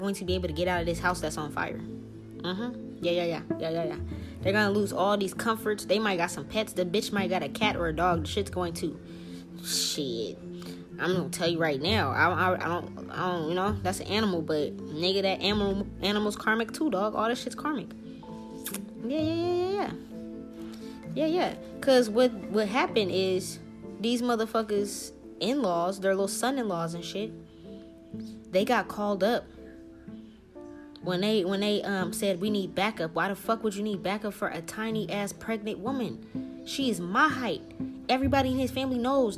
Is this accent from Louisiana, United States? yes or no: yes; New Orleans, Louisiana, United States; My ancestors, I am from New Orleans.